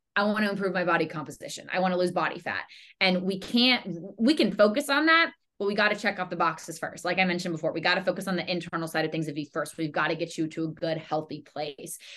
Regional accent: Charlotte, North Carolina, United States; I'm born and raised in Charlotte, North Carolina.

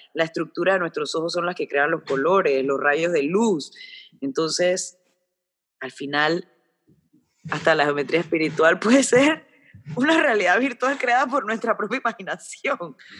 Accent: Panama; yo soy panameño

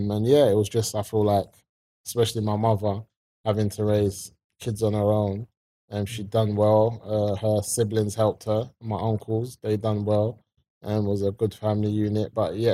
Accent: London, United Kingdom; growing up in the 90s, South London, Wolf Road, brothers and sisters, came from a strong family unit.

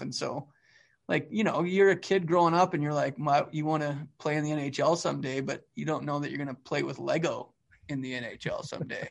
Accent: Calgary, Alberta, Canada; now in United States; I grew up in Northwest Calgary, like, varsity area

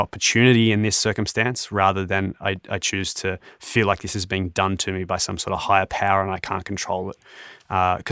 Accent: Australia; moved away as an adult; now in Toronto, Canada; as an Australian

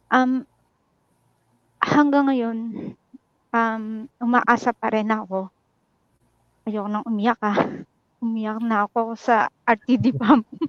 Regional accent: Nueva Ecija, Central Luzon, Philippines; moved away as an adult; now in Hong Kong; Um, bali, Nueva Ecija po. Pero nandito ako sa Hong Kong ngayon.

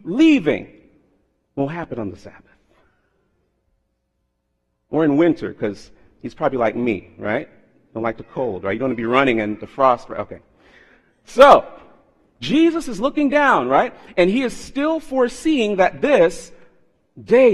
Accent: South Florida, United States; moved away; I was raised in South Florida

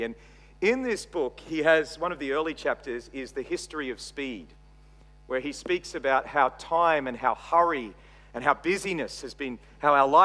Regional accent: Australia; accent: Australian; also born or lived in Texas, United States; my Australian accent

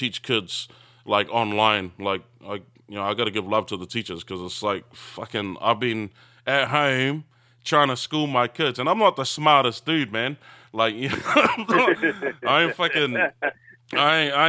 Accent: New Zealand; now in Australia; growing up in New Zealand

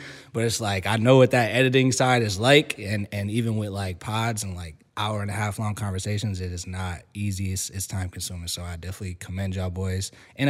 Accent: Riverside, United States; So I grew up in Riverside, mm-hmm. And my parents had me and my brothers playing like baseball and football

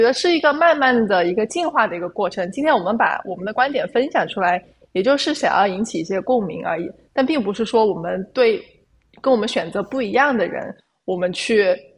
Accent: China; 做一个中国人

